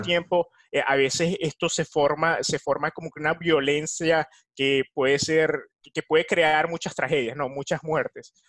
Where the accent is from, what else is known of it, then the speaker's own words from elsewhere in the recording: Venezuela; de Venezuela